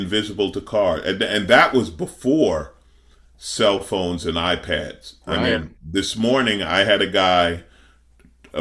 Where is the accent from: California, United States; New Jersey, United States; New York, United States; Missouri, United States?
New York, United States; New York City; I grew up in Queens